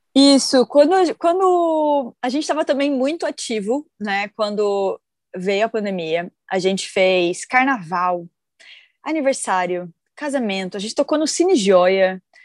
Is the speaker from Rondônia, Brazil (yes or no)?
yes; Rondônia, Brazil; now in São Paulo, Brazil; Eu, na verdade, eu sou de Rondônia